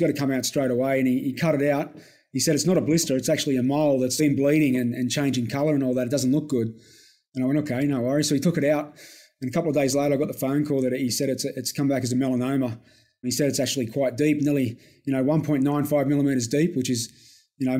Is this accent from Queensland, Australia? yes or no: no; Campbelltown, New South Wales, Australia; growing up in Campbelltown in a little town called Ayres